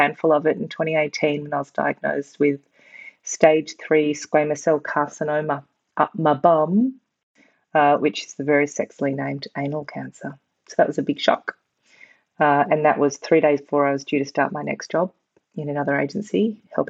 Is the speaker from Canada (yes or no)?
no; Melbourne, Victoria, Australia; moved away as an adult; also born or lived in London, United Kingdom; I'm a Melbourne girl, born and bred.